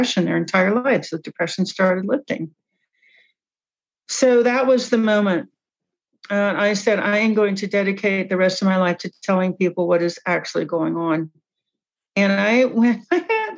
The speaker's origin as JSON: {"language": "English", "town": "Cincinnati", "region": "Ohio", "country": "United States", "tie": "born or raised there", "said": "I grew up in Cincinnati"}